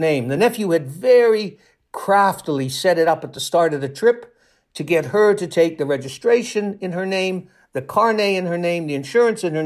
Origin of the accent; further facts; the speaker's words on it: Toronto, Ontario, Canada; I spent a couple of years on the police desk in Toronto, in my hometown in Canada